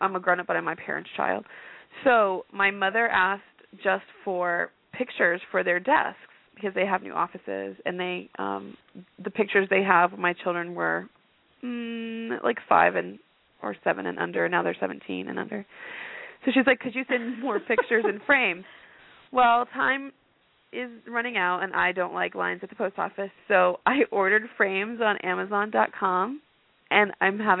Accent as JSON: {"language": "English", "region": "Arizona", "country": "United States", "moved": "yes", "said": "I'm from Arizona. We don't roll deep with the Jewish people"}